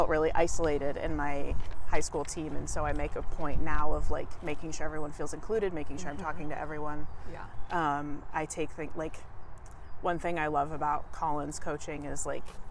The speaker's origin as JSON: {"language": "English", "town": "Sammamish", "region": "Washington", "country": "United States", "tie": "born or raised there", "said": "I'm from Seattle-ish. Mm-hmm. I'm from like 40 minutes outside of Seattle. I live in a city called Sammamish"}